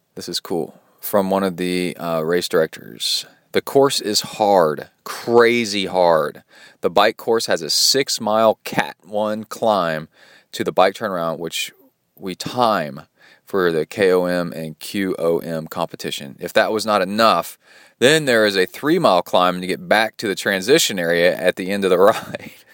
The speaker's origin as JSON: {"language": "English", "town": "Birmingham", "region": "Alabama", "country": "United States", "tie": "born or raised there", "also_born_or_lived": "Watts Bar Lake, Tennessee / Mexican border town", "moved": "yes", "said": "I grew up in Birmingham, Alabama"}